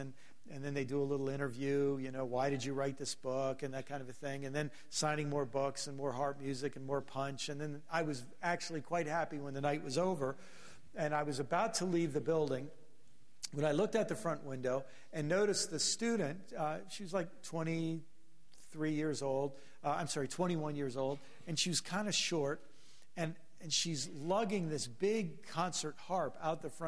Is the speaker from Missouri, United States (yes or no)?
no; Maryland, United States; I'm from Maryland